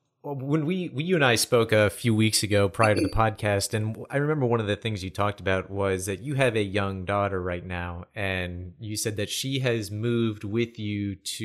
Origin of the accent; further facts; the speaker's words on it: United States; I'm not considered a German, even though my heritage is German. I'm American.